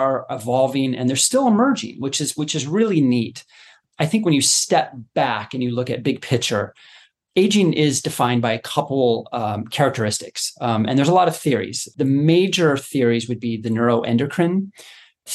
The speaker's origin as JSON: {"language": "English", "town": "Boulder", "region": "Colorado", "country": "United States", "tie": "born or raised there", "said": "I grew up in Colorado, you know, Boulder area, going to Red Rocks Amphitheater"}